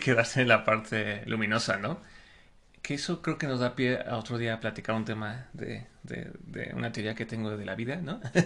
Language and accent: Spanish; Mexico; sí soy mexicano